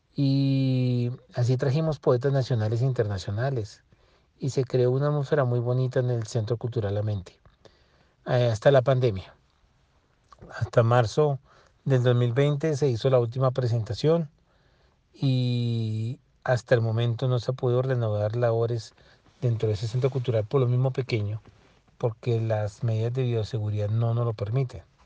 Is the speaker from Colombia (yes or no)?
yes; Colombia; somos colombianos todos